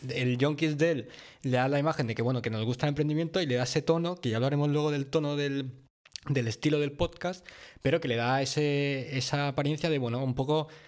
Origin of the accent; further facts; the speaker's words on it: Mallorca, Balearic Islands, Spain; Un par mallorquín, porque somos de Mallorca.